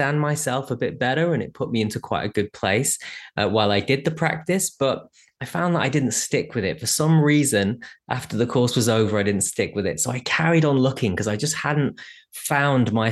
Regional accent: England, United Kingdom; being English

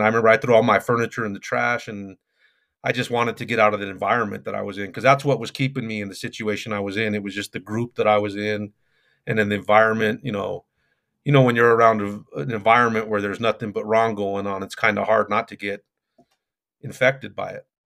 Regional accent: Denver, Colorado, United States; I'm from Denver, Colorado

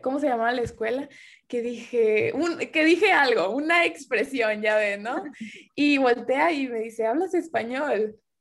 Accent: Tuxpan, Nayarit, Mexico; moved away as an adult; now in United States; yo no nací ahí en Tuxpan, pero para mí es mi pueblo, mi rancho, mi, la capital del mundo

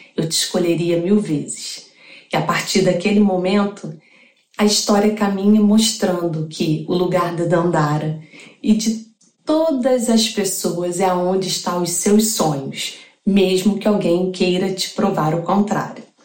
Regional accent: Duque de Caxias, Rio de Janeiro, Brazil; sou de Duque de Caxias, do Rio de Janeiro

